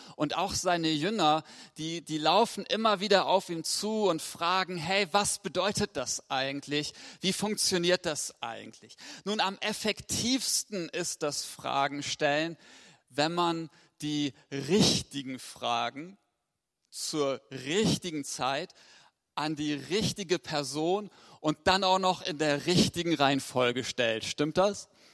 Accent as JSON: {"language": "German", "region": "Lower Saxony", "country": "Germany", "said": "Ich komme aus Wena."}